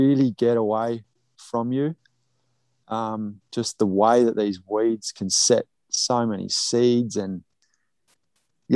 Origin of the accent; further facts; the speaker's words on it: Australia; moved away as an adult; now in Saskatchewan, Canada; knowing what I grew up with in Australia